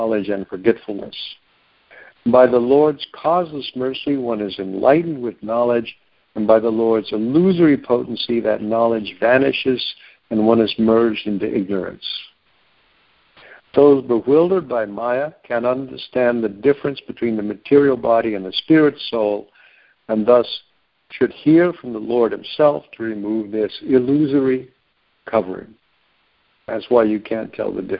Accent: United States; also born or lived in Oklahoma; I grew up in Texas and Oklahoma a lot

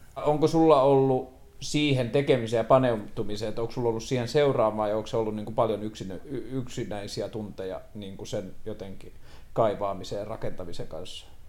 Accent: Tornio, Lapland, Finland; mä oon itse kotoisin Torniosta

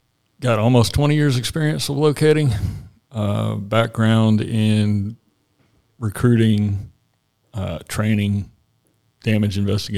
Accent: Asheville, North Carolina, United States; now in Flat Rock, United States; Asheville, North Carolina.

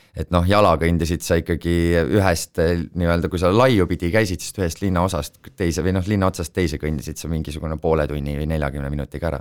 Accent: Estonia; ma olen Eestist

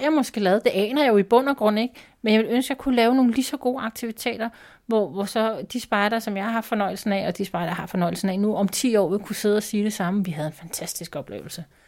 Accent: Denmark; Jeg er fra Danmark

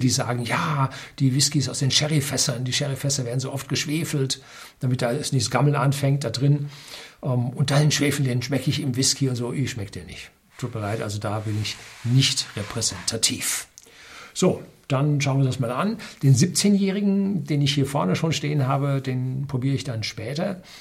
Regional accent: North Rhine-Westphalia, Germany; ich bin im Ruhrgebiet aufgewachsen, da war der Himmel schwefelgelb

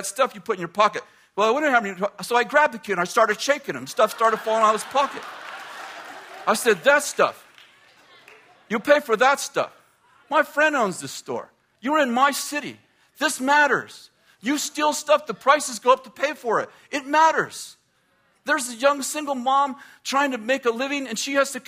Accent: United States; I'm an American

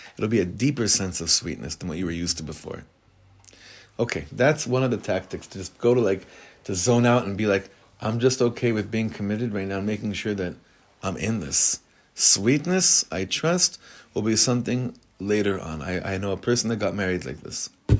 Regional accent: Hollywood, California, United States; I'm used to Hollywood. I grew up in Hollywood.

